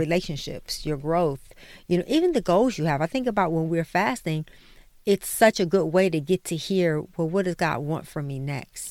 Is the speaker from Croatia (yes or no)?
no; Detroit, Michigan, United States; we grew up in Detroit